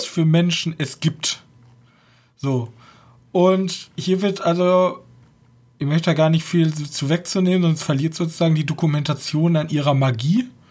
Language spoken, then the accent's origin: German; Germany